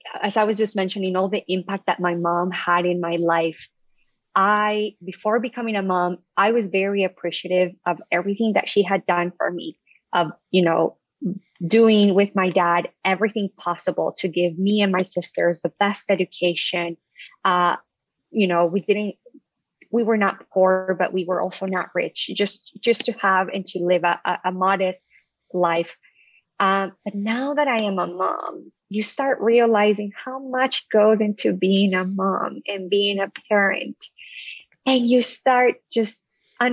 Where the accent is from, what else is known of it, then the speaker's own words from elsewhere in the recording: Colombia; moved away as an adult; also born or lived in New York, United States; now in Connecticut, United States; I was born and raised in Colombia, South America